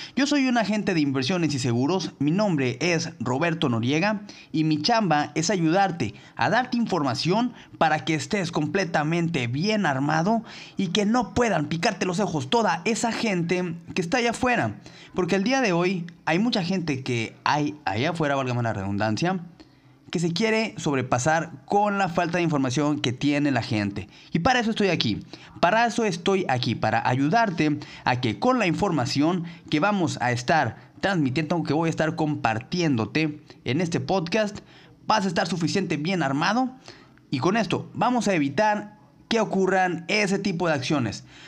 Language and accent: Spanish; Mexico; todos los que somos mexicanos